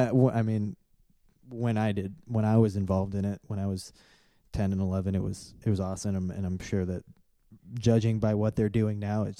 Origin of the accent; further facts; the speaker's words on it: Valparaiso, Indiana, United States; also born or lived in Illinois; here in Indiana. In Valparaiso, Indiana, when I moved here from Illinois, in third grade